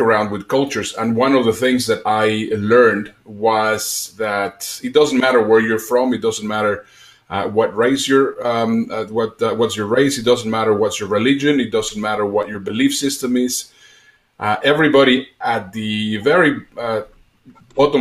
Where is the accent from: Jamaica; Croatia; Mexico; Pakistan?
Mexico; accent: a mix of Spanish and Dutch; English is a second language; moved away as an adult; also born or lived in Germany / United Kingdom / Netherlands / Dubai; I am Mexican. Possibly you will hear a little bit in my accent. I lived in Mexico until I was 18. At 18, I moved to Europe